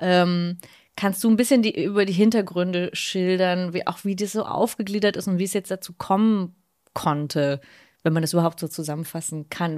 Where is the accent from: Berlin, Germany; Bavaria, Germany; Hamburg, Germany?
Berlin, Germany; als Berlinerin